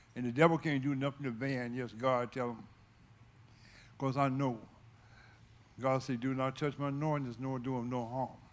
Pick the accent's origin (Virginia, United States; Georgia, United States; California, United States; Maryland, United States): Virginia, United States; Fincastle; that's where I was raised. I'm originally from Fincastle, Virginia